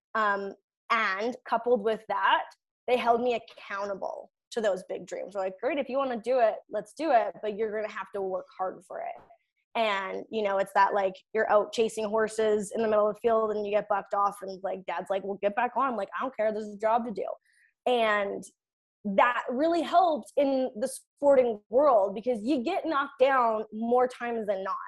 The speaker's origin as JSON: {"language": "English", "town": "Kennedy", "region": "Saskatchewan", "country": "Canada", "said": "I'm from Kennedy, Saskatchewan."}